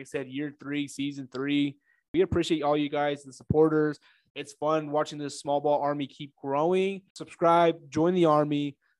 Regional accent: Camp Verde, Arizona, United States; also born or lived in Phoenix, Arizona; I am back in my hometown at Camp Verde. I am no longer in Phoenix. Temporarily. I'm back here for a year or two.

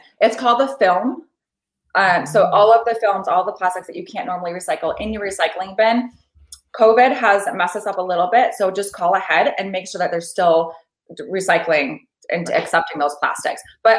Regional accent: Midwest, United States; I've never seen this in my life. And I'm from the Midwest.

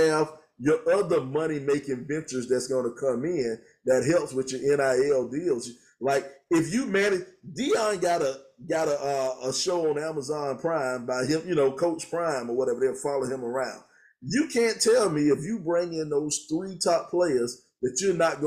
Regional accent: South Carolina, United States; We're from South Carolina

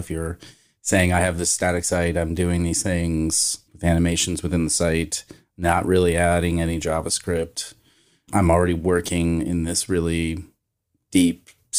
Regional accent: Kentucky, United States; also born or lived in Arizona; now in Washington, D.C., United States; I'm from Kentucky.

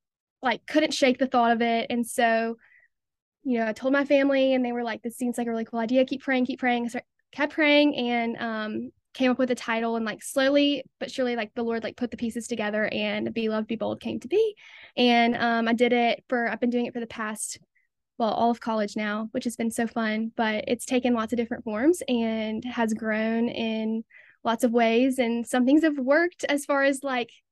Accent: Jackson, Mississippi, United States; I'm a senior at Ole Miss from Jackson, Mississippi

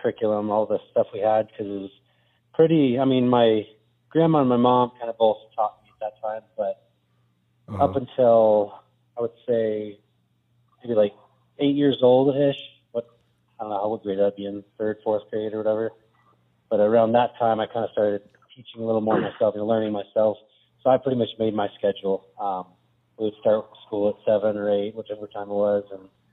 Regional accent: Buckeye, Arizona, United States; moved away; I was born in Buckeye. Actually, the West Valley, west of Phoenix. So a little ways out there. When I was growing up out there

